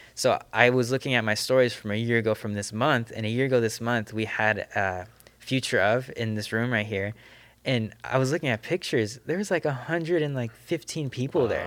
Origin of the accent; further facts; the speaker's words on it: Southern California, United States; I grew up in the Adventist, this, this SoCal Adventist system